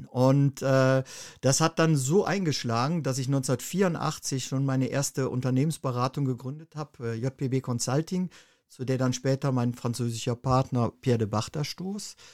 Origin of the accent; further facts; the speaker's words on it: Germany; moved away as an adult; Ja, ich bin äh, ursprünglich in Deutschland aufgewachsen und äh, habe dort eine Ausbildung zum Bankkaufmann gemacht